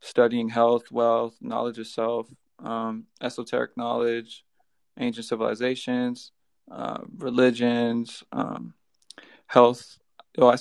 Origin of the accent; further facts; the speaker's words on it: Southern California, United States; now in Virginia, United States; I'm from California.